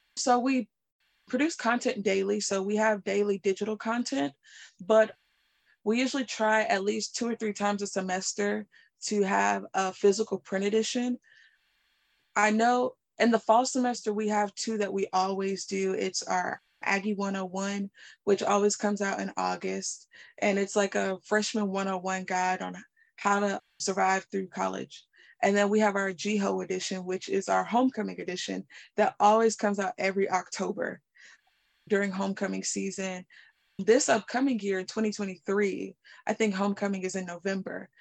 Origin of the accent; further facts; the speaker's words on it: Raleigh, North Carolina, United States; I am from Raleigh, North Carolina.